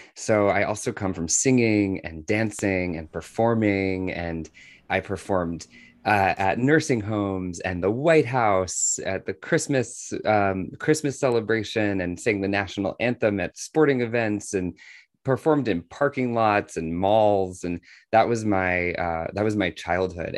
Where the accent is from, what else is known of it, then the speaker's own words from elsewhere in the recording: Washington, District of Columbia, United States; I was, uh, actually born in Washington, D C